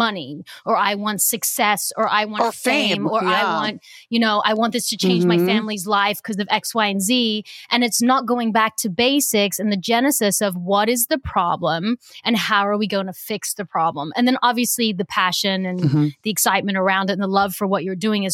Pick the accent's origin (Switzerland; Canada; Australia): Australia; I'm Australian